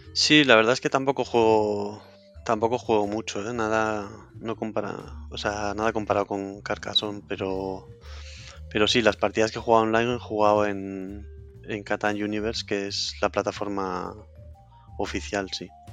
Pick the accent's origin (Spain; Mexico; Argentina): Spain; Cantabria; moved away; also born or lived in Madrid; como estaba en Madrid y soy de Cantabria